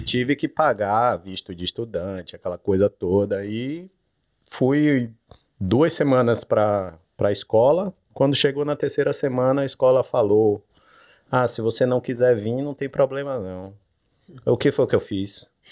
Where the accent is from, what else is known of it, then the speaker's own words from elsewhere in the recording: Salvador, Bahia, Brazil; moved away as an adult; also born or lived in Sydney; now in Perth, Australia; sou do Nordeste, Salvador, Bahia.